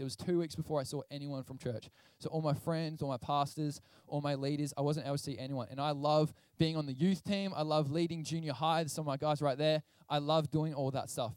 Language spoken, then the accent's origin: English; Portland, Victoria, Australia; I grew up in Portland, Victoria, which is a coastal town